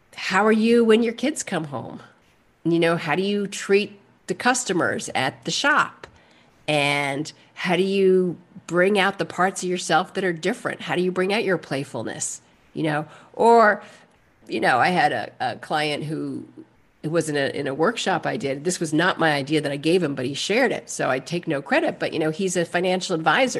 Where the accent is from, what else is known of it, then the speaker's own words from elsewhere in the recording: New York City, New York, United States; also born or lived in New Hampshire / California / New Mexico / Alaska; I was born and raised in Manhattan